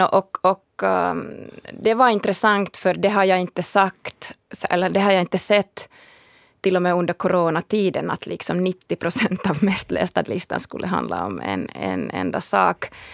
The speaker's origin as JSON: {"language": "Swedish", "country": "Finland"}